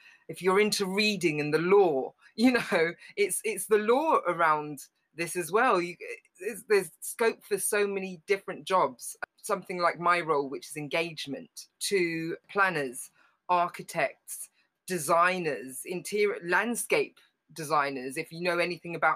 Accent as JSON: {"language": "English", "region": "London", "country": "United Kingdom", "tie": "born or raised there", "said": "we grew up in Harlesden"}